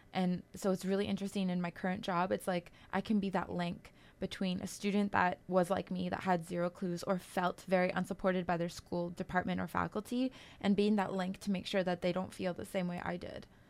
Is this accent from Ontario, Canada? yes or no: no; Kitigan Zibi and Long Point First Nation, Quebec, Canada; I'm Algonquin from Kitagon, C B, and Long Point First Nation.